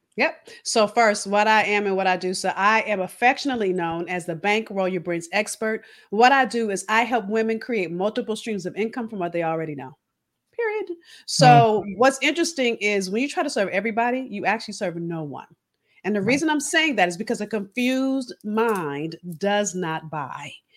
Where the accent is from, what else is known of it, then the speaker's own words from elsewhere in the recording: Los Angeles, California, United States; moved away as an adult; also born or lived in Boston; I'm from California, if you haven't figured that out. I'm from